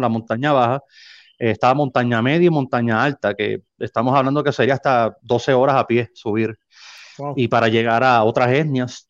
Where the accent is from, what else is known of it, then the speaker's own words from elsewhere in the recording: San Juan, Puerto Rico; moved away as an adult; now in Nogales, Mexico; soy natal de San Juan, Puerto Rico